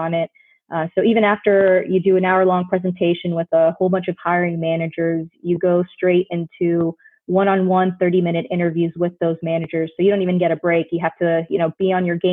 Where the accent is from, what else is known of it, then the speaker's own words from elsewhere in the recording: Orlando, Florida, United States; I grew up in Orlando, Florida